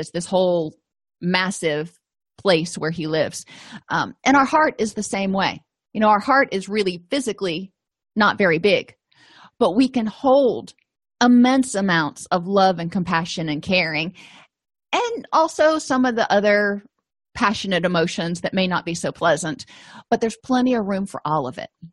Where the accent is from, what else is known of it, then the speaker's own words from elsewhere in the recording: Florida, United States; moved away; I come from Florida